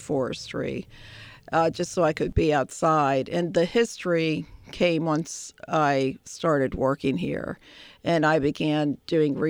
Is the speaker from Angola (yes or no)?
no; Philadelphia, Pennsylvania, United States; moved away as an adult; now in Williamsburg, United States; I grew up in the Delaware Valley area of Philadelphia